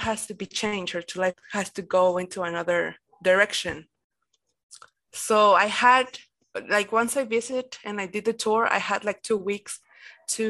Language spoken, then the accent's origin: English; Mexico; I'm from Mexico